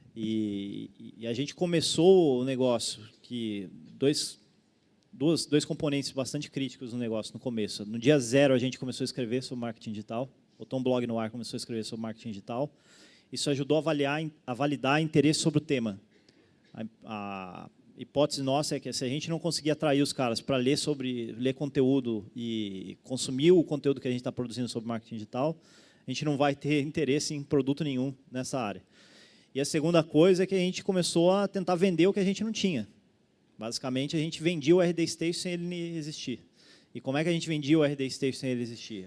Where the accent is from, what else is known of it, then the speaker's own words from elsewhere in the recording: São Paulo, Brazil; moved away as an adult; also born or lived in Florianópolis; sou originalmente de São Paulo, vim para Floripa para estudar